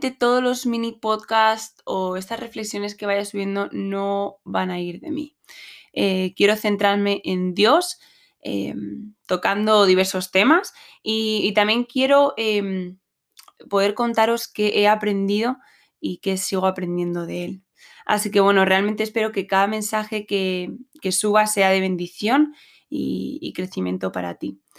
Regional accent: Madrid, Community of Madrid, Spain; como he dicho, soy, de Madrid, España. Soy la mediana de tres hermanos

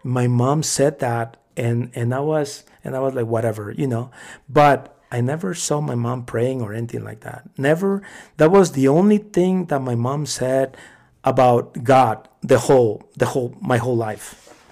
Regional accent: Mexico; born or raised there; now in United States

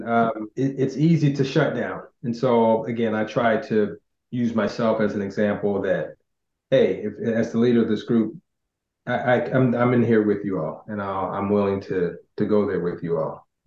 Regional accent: United States; growing up in America

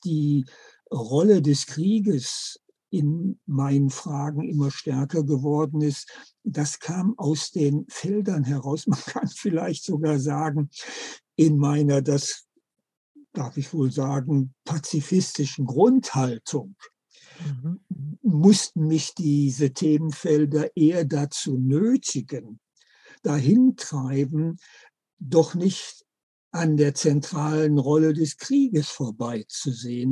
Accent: Germany; bei uns in Deutschland

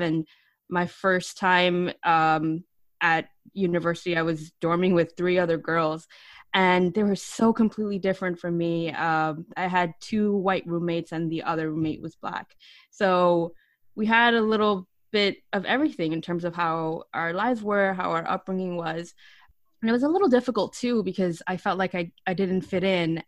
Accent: New York City, New York, United States; also born or lived in Pleasantville, Westchester; I was born, raised, and educated in the Bronx.

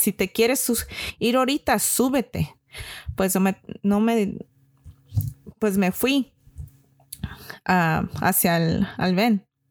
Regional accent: California, United States; yo crecí y vivo aquí en California

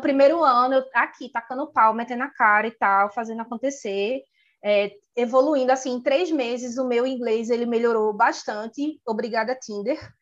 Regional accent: Recife, Pernambuco, Brazil; moved away as an adult; also born or lived in Dublin, Ireland; Eu saí de Recife

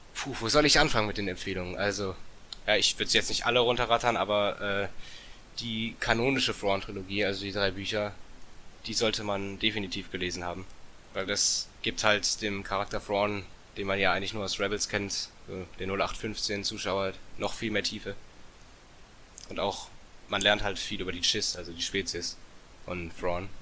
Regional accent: Bietigheim-Bissingen, Baden-Württemberg, Germany; Ich komme aus Bietigheim-Bissingen. Das ist in der Nähe von Stuttgart.

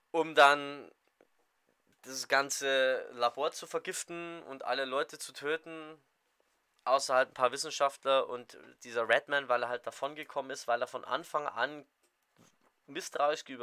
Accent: Saxony, Germany; Aus Sachsen.

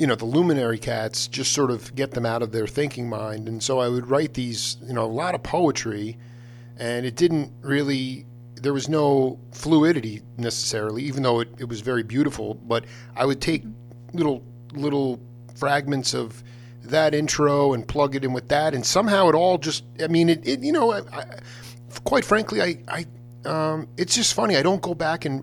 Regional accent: Stony Brook, New York, United States; I'm a Long Island cat. I grew up there. I mean, I grew up in Stony mm-hmm. Brook

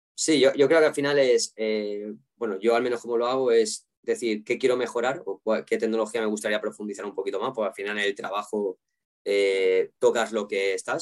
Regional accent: Valencian Community, Spain; siendo valenciano

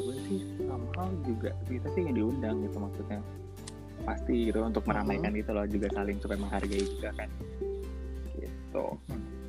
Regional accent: Indonesia; now in Malaysia

